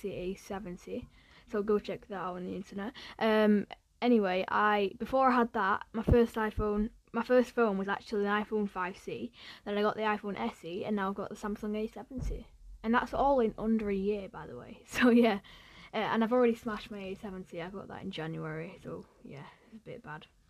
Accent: Ramsbottom, North West England, United Kingdom; also born or lived in Bury / Radcliffe; I grew up in the Manchester area, because I was born in Bury, and then I lived in Radcliffe for about a year, and then I moved to Ramsbottom, which is where I live now

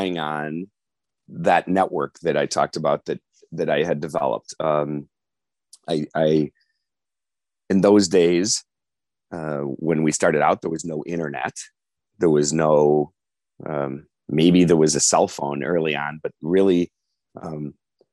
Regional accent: North Shore, Illinois, United States; growing up in the North Shore, going to U of I, then coming back, I went to Kent Law School

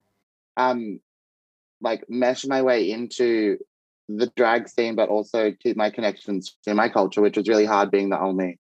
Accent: Kempsey, New South Wales, Australia; moved away; my hometown in Kempsey, New South Wales.

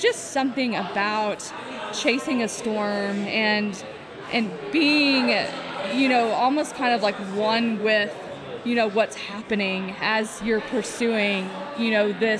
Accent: far east Texas, United States; I think that my hometown would technically be considered a part of Dixie now. It's pretty far east Texas, almost into Louisiana.

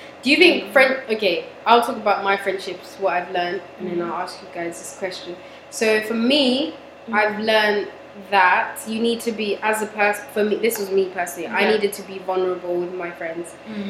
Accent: Toronto, Ontario, Canada; I am from Toronto.

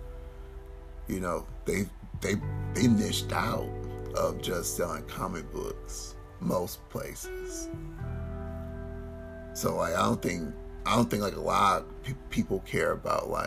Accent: Detroit, Michigan, United States; I'm from Detroit

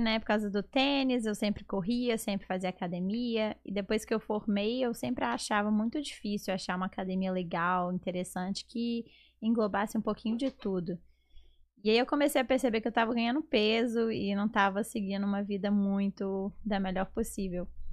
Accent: Belo Horizonte, Minas Gerais, Brazil; moved away as an adult; now in Atlanta, United States; eu sou de Belo Horizonte

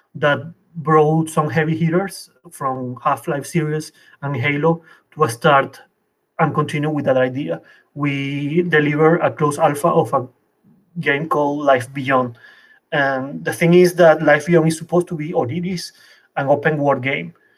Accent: Venezuela; moved away as an adult; also born or lived in Colombia; now in Paris, France; I come from Venezuela.

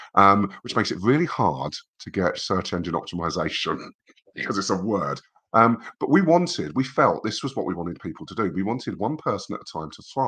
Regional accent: England, United Kingdom; as an English person

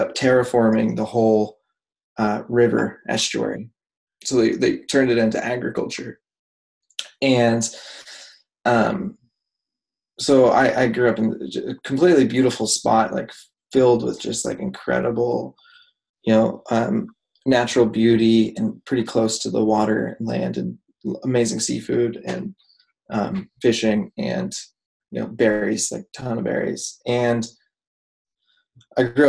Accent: Washington, United States; I grew up in Washington State

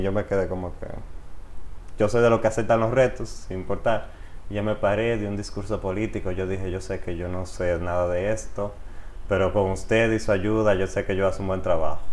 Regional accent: Río San Juan, María Trinidad Sánchez, Dominican Republic; moved away as an adult; also born or lived in Nagua; now in Santiago de los Caballeros, Dominican Republic; yo nací en la provincia María Trida Sánchez, en la ciudad de Nagua, pero me crié en Río San Juan, pueblito bello lleno de playas

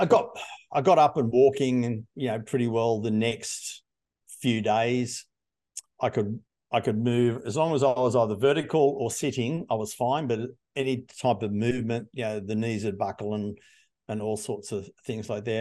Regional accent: Hunter Valley, New South Wales, Australia; I grew up in the Hunter Valley

